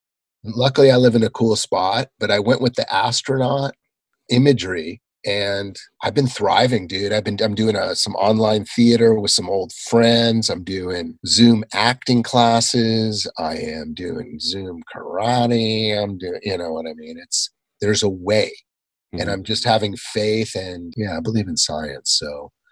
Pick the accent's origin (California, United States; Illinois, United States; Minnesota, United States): California, United States; Southern; I grew up in Southern California, so there were a lot of movie stars, movie star kids around